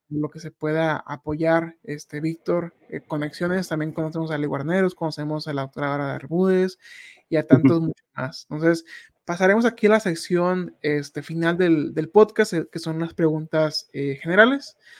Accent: Tijuana, Baja California, Mexico; Yo soy de allá, Tijuana

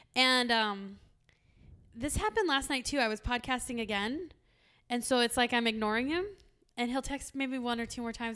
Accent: San Diego, California, United States; now in Arizona, United States; I'm from San Diego

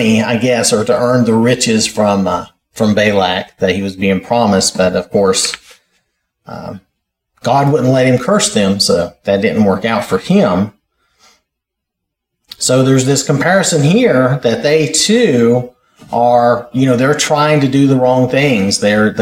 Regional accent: North Carolina, United States; I'm from North Carolina

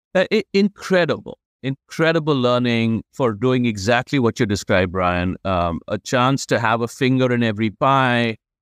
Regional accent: India; moved away; growing up in India

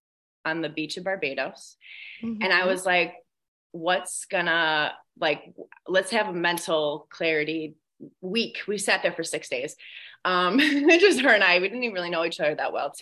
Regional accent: Buffalo, New York, United States; moved away as an adult; also born or lived in Los Angeles; I moved back to Buffalo from Los Angeles in June, July-ish of 2021

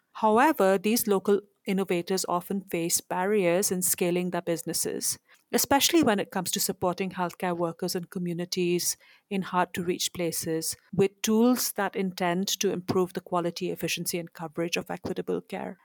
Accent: India; moved away; I'm originally from India, next door to where I'm visiting right now

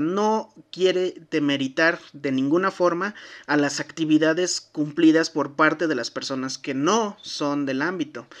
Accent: Mexico; como buenos mexicanos, nos sentábamos

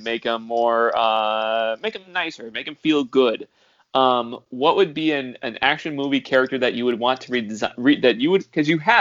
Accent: California, United States; as a Californian

